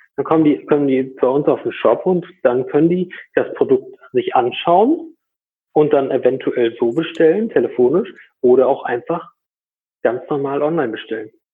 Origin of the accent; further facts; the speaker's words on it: Borken, North Rhine-Westphalia, Germany; komme aus Borken. Das ist äh, im Münsterland.